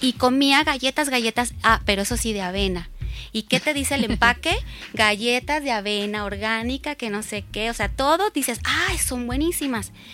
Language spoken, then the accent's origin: Spanish; Culiacán, Sinaloa, Mexico; also born or lived in Tijuana, Mexico; now in Mexico City, Mexico; De Culiacán, pero viví mucho tiempo en Tijuana, entonces llego a Ciudad de México